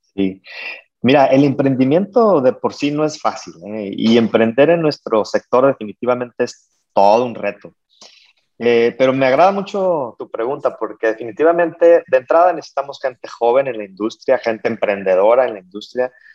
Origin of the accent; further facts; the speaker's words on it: Mexico; como mexicanos, empresarios mexicanos este, haciendo negocio en Estados Unidos